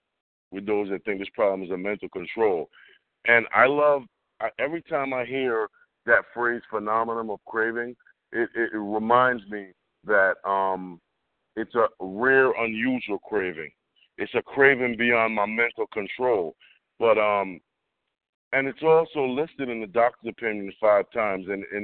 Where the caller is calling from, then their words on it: Englewood, United States; I'm calling from Englewood. That's what this is, Englewood.